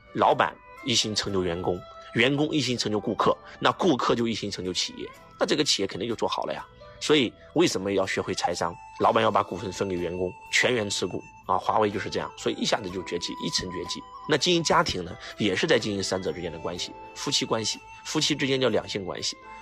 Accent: China; 我们中国人

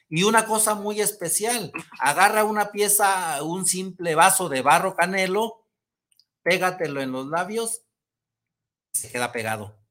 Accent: El Rosario, Jalisco, Mexico; la gente de mi pueblo, el Rosario

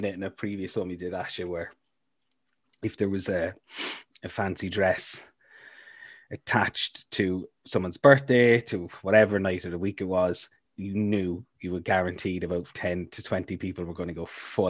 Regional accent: Cork, Munster, Ireland; now in Milford Sound, New Zealand; I'm from Cork

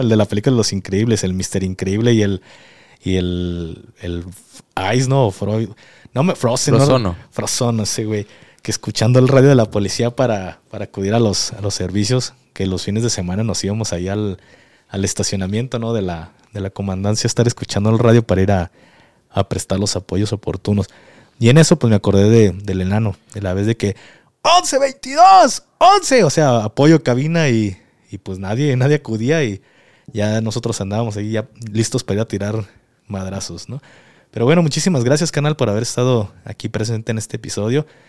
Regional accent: Mexico; soy mexicano

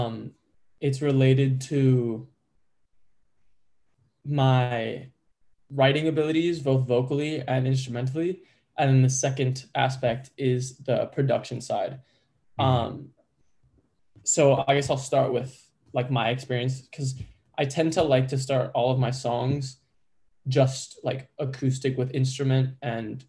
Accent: Chicago, Illinois, United States; I'm born and raised in Chicago

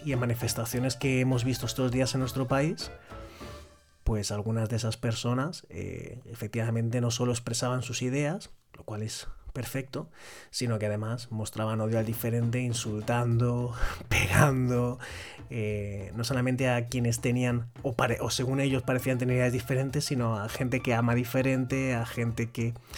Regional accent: Spain; en mi país, en España

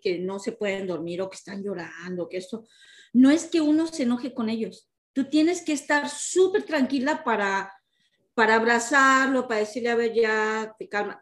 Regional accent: Mexico; moved away; nuestro país México, porque somos mexicanas

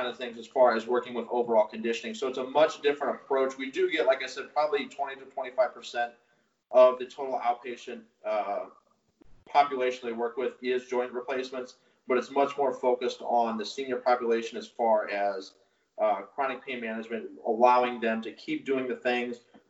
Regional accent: St. Louis, Missouri, United States; born and raised in St. Louis

